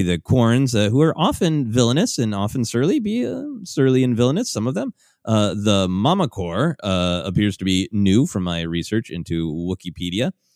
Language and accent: English; Minnesota, United States; Growing up in Minnesota